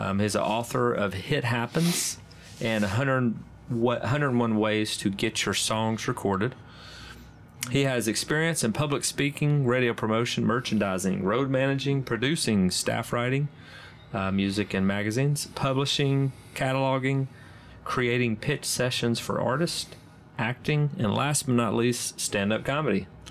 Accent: Arkansas, United States; I'm from Arkansas

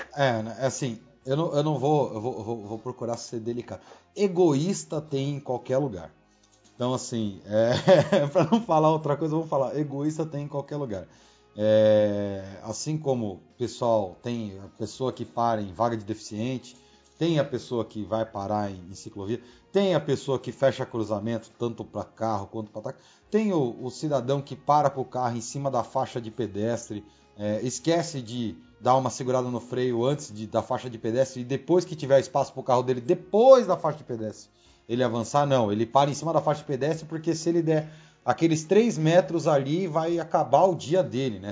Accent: São Paulo, Brazil; somos aqui de São Paulo

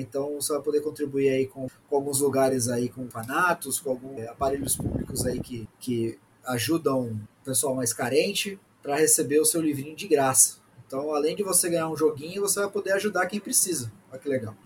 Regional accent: Brazil; Sou brasileiro médio

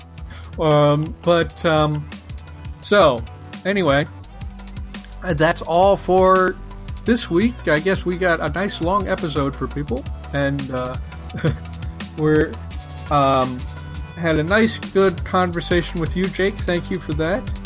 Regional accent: United States

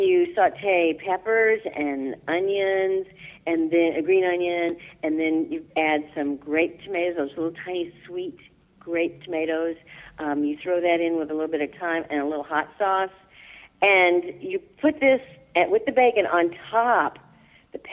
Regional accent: Illinois, United States; moved away; I'm from Illinois originally, so I didn't have grits growing up

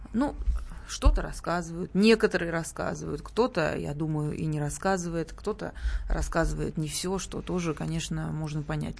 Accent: Sochi, Krasnodar Krai, Russia; moved away; откуда я родом, э, на Кубани и в Сочи

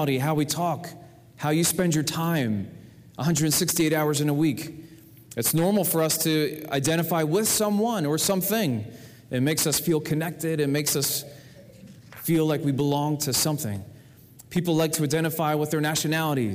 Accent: New Jersey, United States; I was born in February in 1975 in New Jersey.

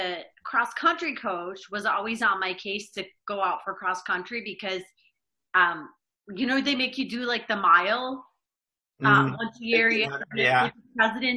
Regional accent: Rochester, New York, United States; moved away as an adult; also born or lived in Buffalo, New York / Albany, New York; Rochester, New York is where I'm originally from

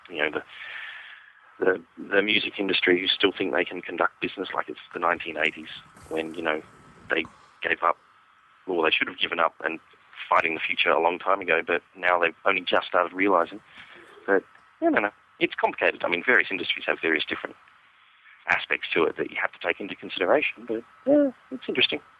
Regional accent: Australia; now in San Diego, United States; I'm currently in San Diego, California. But uh, I am probably I probably um, won't be here for for well, I'll probably see out the year, and then we don't know where we're going next. Possibly Canada, possibly Australia. Back home, maybe. But not to Perth.

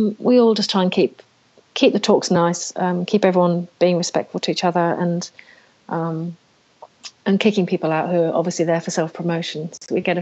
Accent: England, United Kingdom; now in Australia; being English

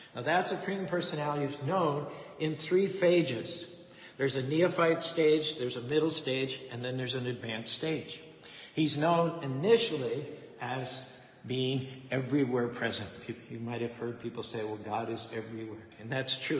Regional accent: United States; I'm an American.

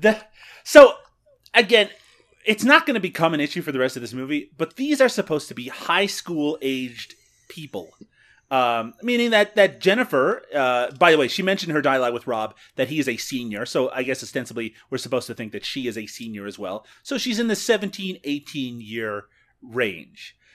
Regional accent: Ontario, Canada; accent: Canadian; I have my own Canadian accent issues.

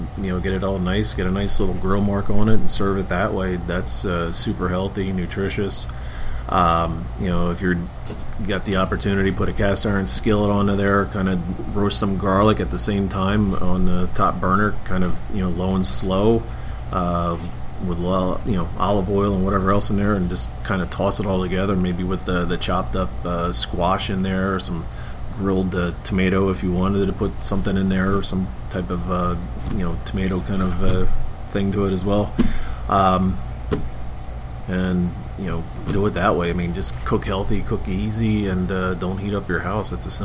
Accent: Philadelphia, Pennsylvania, United States; moved away; I'm from Philly.

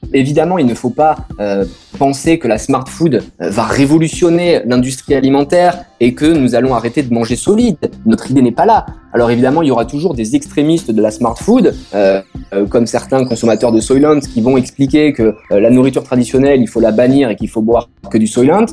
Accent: France; en tant que Français

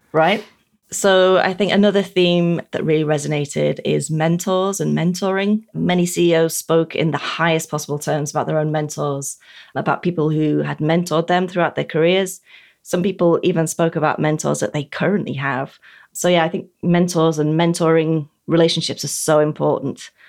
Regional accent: United Kingdom; As a Brit

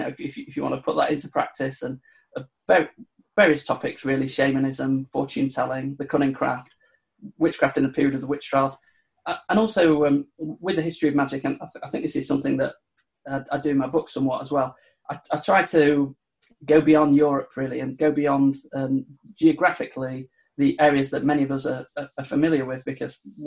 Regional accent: Sheffield, Yorkshire and the Humber, United Kingdom; I'm from the north of England. I'm from Sheffield in sort of South Yorkshire, on the border between Derbyshire and South Yorkshire.

